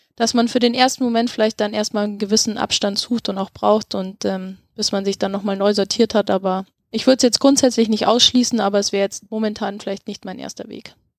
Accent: Germany; bei uns in Deutschland

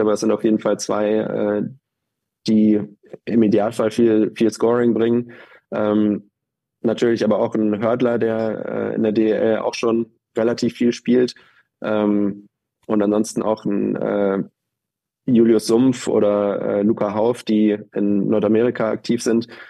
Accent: Germany; als Deutscher

